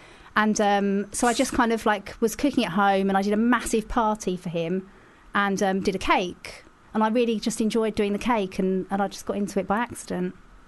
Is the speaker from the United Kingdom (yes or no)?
yes; Leigh-on-Sea, East of England, United Kingdom; accent: Essex; I'm from Leigh-on-Sea in Essex.